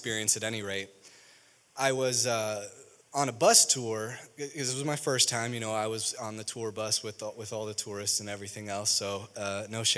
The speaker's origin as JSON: {"language": "English", "town": "Chicago", "region": "Illinois", "country": "United States", "tie": "born or raised there", "also_born_or_lived": "Springfield, Missouri", "moved": "yes", "said": "I grew up in Chicago"}